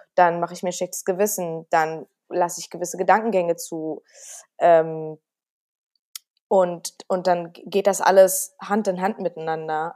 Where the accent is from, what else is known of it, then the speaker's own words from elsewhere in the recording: Berlin, Germany; Aber ich bin ja auch ein Berliner Mädel. Ich bin ja auch äh, in Berlin geboren